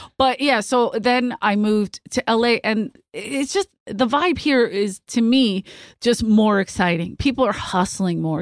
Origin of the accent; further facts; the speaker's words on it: Philadelphia, Pennsylvania, United States; moved away; I'm from Philly